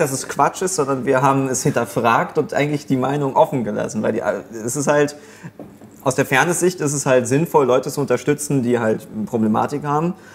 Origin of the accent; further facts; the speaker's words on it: Germany; als Deutscher